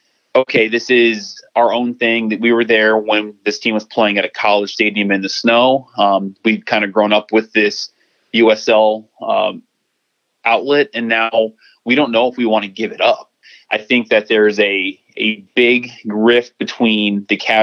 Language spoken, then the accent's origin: English; Chicago, Illinois, United States; My hometown, Chicago